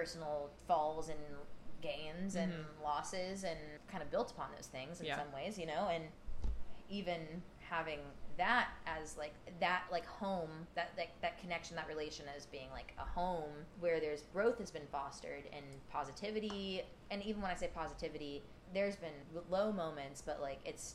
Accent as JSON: {"language": "English", "town": "Raleigh", "region": "North Carolina", "country": "United States", "also_born_or_lived": "Portland", "said": "I'm from Raleigh"}